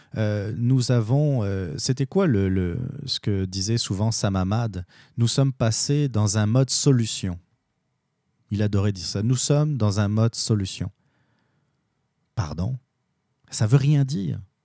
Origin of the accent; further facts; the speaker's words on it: Quebec, Canada; nous, notre identité, en tant que Québécois